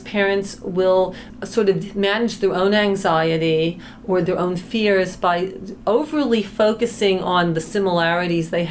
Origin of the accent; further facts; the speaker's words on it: East Coast, United States; I'm from the East Coast